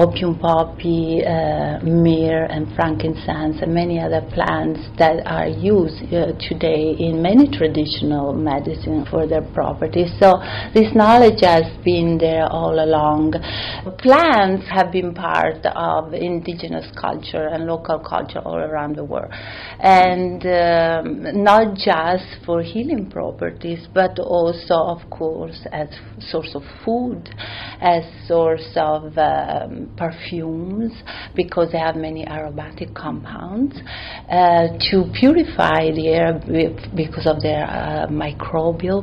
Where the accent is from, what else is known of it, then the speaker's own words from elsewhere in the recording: Italy; moved away; I grew up and I was raised in Italy